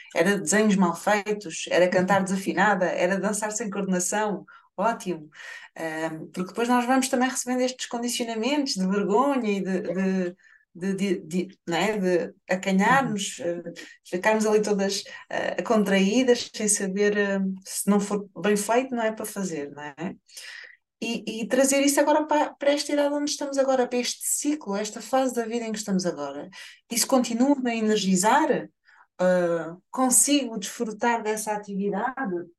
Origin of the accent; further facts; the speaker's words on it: Portugal; nós, enquanto portugueses